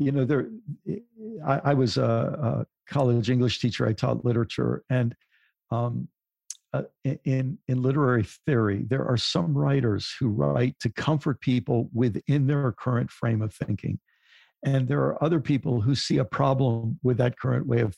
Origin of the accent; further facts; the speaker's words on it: United States; as someone in the U.S., as a white person in the U.S.